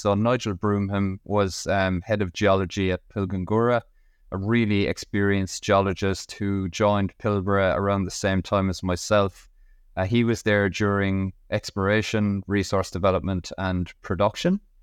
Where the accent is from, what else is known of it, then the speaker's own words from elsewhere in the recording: Ireland; moved away as an adult; now in Western Australia, Australia; I'm originally from Ireland, as my accent could probably give away, but I'm based in Western Australia. I've been here for 12 years